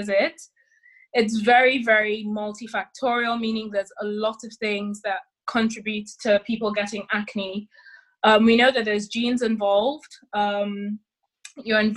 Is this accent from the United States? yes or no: no; Nigeria; also born or lived in London; now in United Kingdom; I'm Nigerian